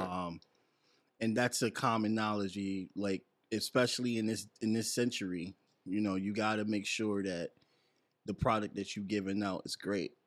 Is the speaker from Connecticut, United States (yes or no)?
yes; Bridgeport, Connecticut, United States; now in New Haven, United States; I'm from Bridgeport